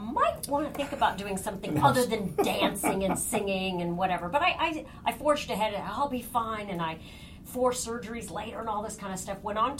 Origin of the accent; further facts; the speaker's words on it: Ireland; I'm Irish. It's in my blood to be a storyteller. That's what Irish people do, is they talk and tell stories, and that's the culture in which I grew up at my home.